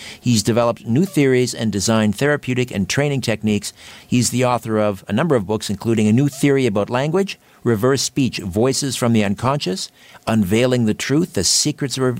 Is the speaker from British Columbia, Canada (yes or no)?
no; Brantford, Ontario, Canada; my hometown in Brantford